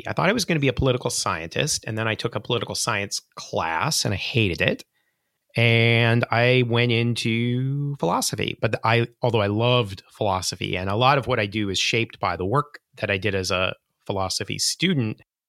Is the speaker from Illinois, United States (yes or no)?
yes; Pekin, Illinois, United States; moved away; I am from rural Illinois, a place called Pekin, which is a kind of corrupted version of Peking because the locals in rural Illinois 150 years ago thought they were on the opposite side of the world from China.